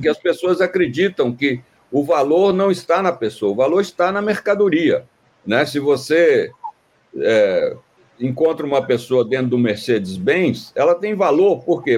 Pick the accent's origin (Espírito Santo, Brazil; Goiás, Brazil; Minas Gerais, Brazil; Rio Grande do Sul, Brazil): Minas Gerais, Brazil; sou mineiro